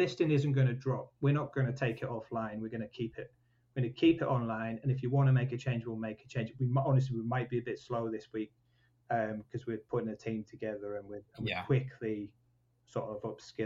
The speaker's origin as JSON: {"language": "English", "town": "Leyburn", "region": "Yorkshire and the Humber", "country": "United Kingdom", "tie": "born or raised there", "also_born_or_lived": "Newcastle", "said": "I'm from Wensleydale"}